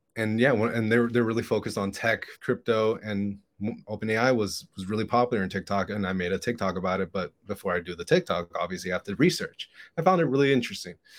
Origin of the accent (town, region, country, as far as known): Hialeah, Florida, United States; born or raised there